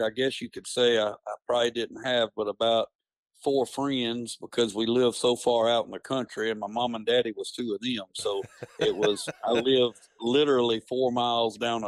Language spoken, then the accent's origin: English; central Louisiana, United States; also born or lived in Alexandria, Louisiana / French Fork, Louisiana / Hineston, Louisiana; I've lived in the central part of Louisiana my whole life. I was born around the Alexandria area